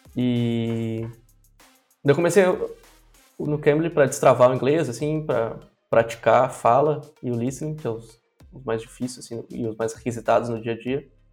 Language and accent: Portuguese; Brazil; Nunca saí do Brasil